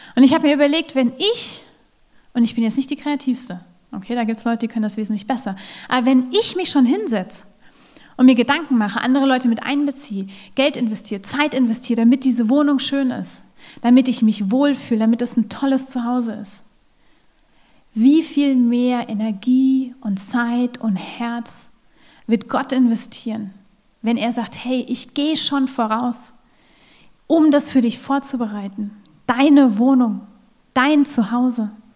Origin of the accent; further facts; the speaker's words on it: Germany; moved away as an adult; also born or lived in Russia; now in Salzburg, Austria; In Deutschland zu Hause, wo meine Familie ist, wo ich herkomme, oder in Russland zu Hause, wo ich zu dem Zeitpunkt gewohnt habe